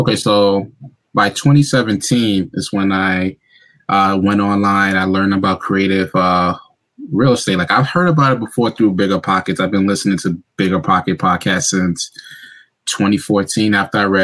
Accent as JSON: {"language": "English", "town": "New York City", "region": "New York", "country": "United States", "tie": "born or raised there", "also_born_or_lived": "suburbs of Philadelphia, Pennsylvania", "moved": "as an adult", "lives_now": "Pennsylvania, United States", "said": "Born and raised in New York, specifically Brooklyn, then grew up in the Bronx."}